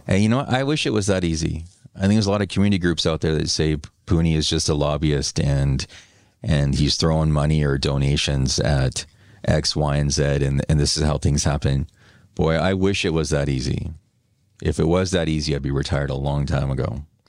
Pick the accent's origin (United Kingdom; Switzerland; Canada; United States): Canada; New Westminster, British Columbia; also born or lived in Vancouver; my hometown, my former hometown of New West